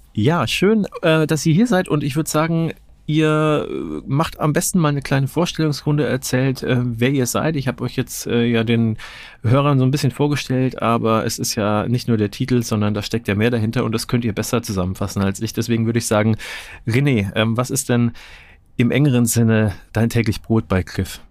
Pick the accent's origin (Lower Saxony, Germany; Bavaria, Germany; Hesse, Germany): Bavaria, Germany; Nuremberg; ich bin in Nürnberg geboren und äh, größte Zeit meines Lebens auch ansässig gewesen